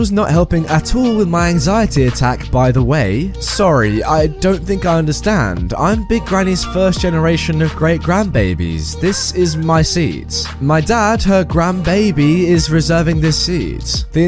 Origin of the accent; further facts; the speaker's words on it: Wichita, Kansas, United States; and I moved to Texas. The setting of this story is in my hometown of Wichita, Kansas.